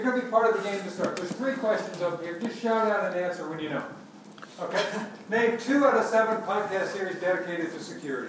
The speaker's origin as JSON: {"language": "English", "town": "New York City", "region": "New York", "country": "United States", "said": "I'm from New York City. How many people have heard of New York City?"}